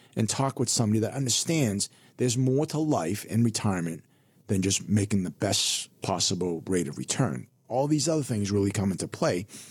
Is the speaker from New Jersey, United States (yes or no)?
no; Burlington, Massachusetts, United States; also born or lived in Hong Kong; I grew up in Burlington, Massachusetts